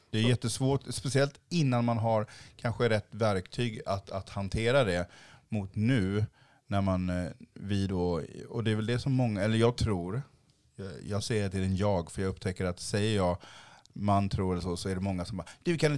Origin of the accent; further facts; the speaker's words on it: Haiti; now in Sweden; Jag har en enorm stolthet i att jag var från Haiti eh, och ser ut som jag gör nu.